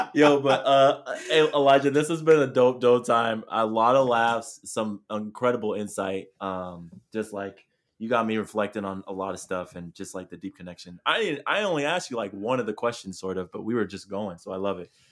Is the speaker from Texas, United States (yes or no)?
no; Chula Vista, California, United States; moved away; That's where I'm from. I'm from Chula Vista